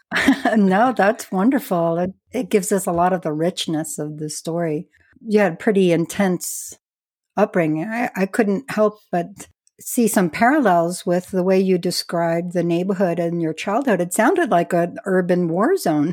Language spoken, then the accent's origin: English; New York City, New York, United States; now in New Mexico, United States; I'm actually from the New York City area